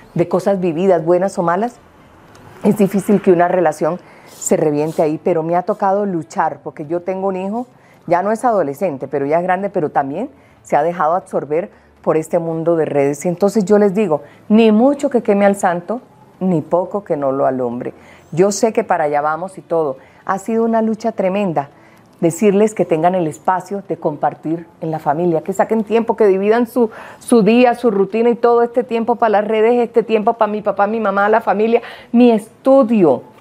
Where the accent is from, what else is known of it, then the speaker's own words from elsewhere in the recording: Colombia; cuántos colombianos aquí no hemos crecido por 52 años viendo sábados felices